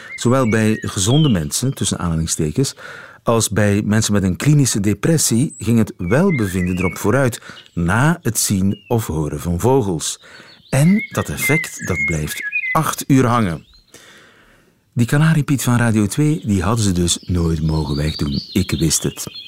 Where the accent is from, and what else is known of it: Flanders, Belgium